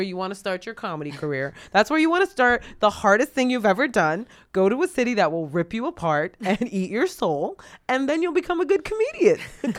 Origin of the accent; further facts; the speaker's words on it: Boston, Massachusetts, United States; Why is it because I'm from Boston?